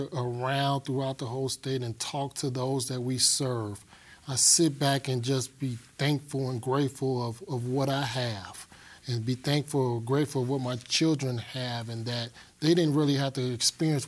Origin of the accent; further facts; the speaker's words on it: Chicago, Illinois, United States; moved away as an adult; now in Colorado, United States; I was born and raised in Chicago, Illinois.